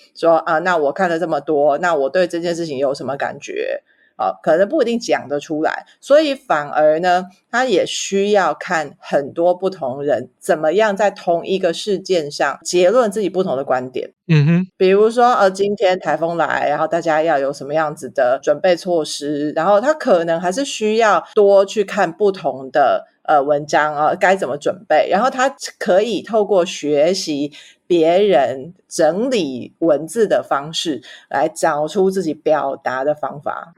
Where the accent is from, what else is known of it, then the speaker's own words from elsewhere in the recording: Taipei, Taiwan; 不巧我是台北人啊，可是我是台北人，天龙国里面的地虎啊